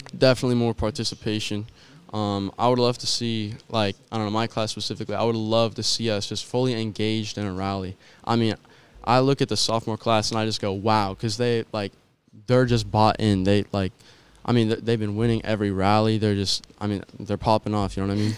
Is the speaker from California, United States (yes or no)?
yes; San Jose, California, United States; now in Rocklin, United States; I grew up in San Jose, California, and in twenty sixteen, I moved to Rockland. Um, so I'd say I kinda mainly grew up, um, I spent more time in San Jose, but I feel like I grew up in Rockland